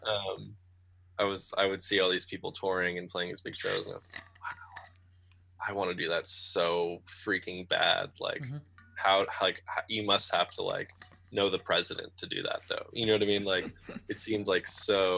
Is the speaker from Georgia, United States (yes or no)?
no; Great Barrington, Massachusetts, United States; Great Barrington, which is my hometown